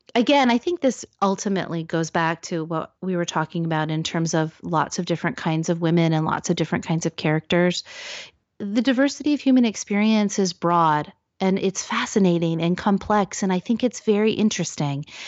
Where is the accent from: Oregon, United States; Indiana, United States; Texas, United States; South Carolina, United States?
Oregon, United States; Salem; I grew up in Salem, Oregon